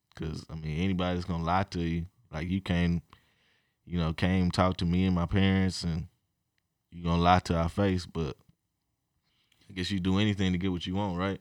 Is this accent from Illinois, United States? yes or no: no; Edmond, Oklahoma, United States; I grew up in Edmond, Oklahoma